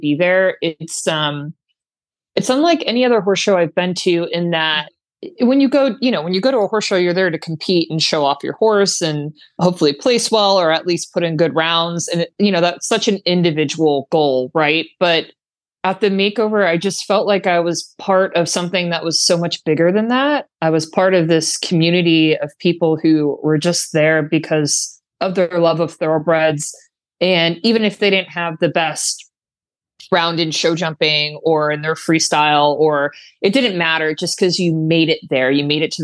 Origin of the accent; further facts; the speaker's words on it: Florida, United States; it was quite cold for us Floridians